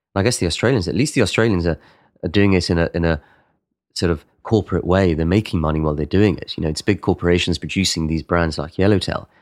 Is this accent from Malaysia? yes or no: no; Spain; in Spain, we're much more chaotic